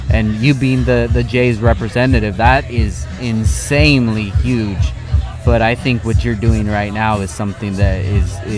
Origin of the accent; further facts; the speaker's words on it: Southern California, United States; growing up in SoCal